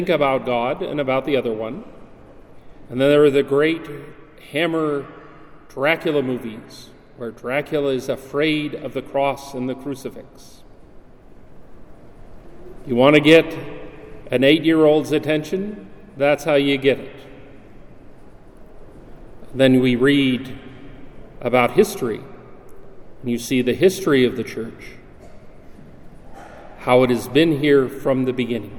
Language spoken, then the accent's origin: English; Utah, United States; I'm from Utah.